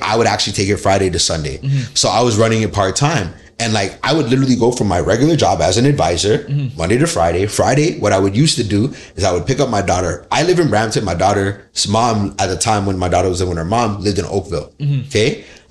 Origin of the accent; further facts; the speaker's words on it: Nigeria; Because being Nigerian, respect is number one.